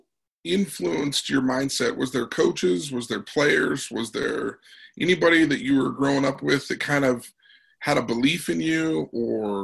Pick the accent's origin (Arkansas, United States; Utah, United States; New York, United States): Utah, United States; Logan; also born or lived in Salt Lake City, Utah; I grew up in Logan until I was like 13 years old and then we moved to Salt Lake